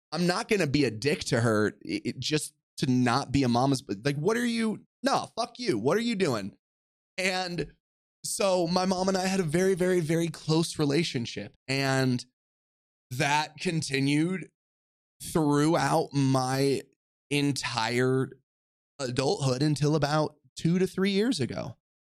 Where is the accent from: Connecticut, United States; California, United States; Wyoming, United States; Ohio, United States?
California, United States; Orange County; I grew up in Orange County, California, to a single mother